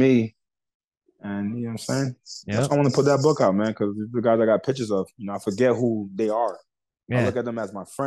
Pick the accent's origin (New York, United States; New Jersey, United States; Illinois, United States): New York, United States; I'm from New York